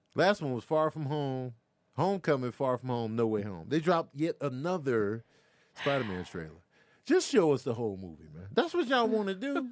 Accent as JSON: {"language": "English", "town": "Chicago", "region": "Illinois", "country": "United States", "tie": "born or raised there", "moved": "yes", "lives_now": "Los Angeles, United States", "said": "growing up in Chicago"}